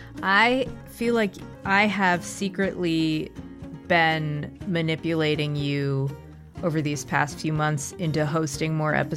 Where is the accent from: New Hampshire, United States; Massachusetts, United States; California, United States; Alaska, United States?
Massachusetts, United States; I'm from Massachusetts